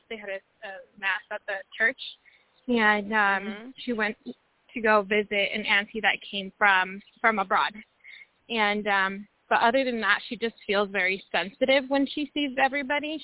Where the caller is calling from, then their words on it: Washington, United States; I'm calling from Washington State